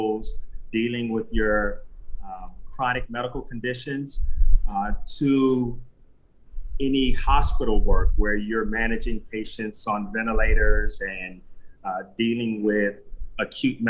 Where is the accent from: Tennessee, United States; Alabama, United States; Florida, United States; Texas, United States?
Florida, United States; Miami; I am a Miami native, born to Haitian immigrants. So I am local, homegrown, 305.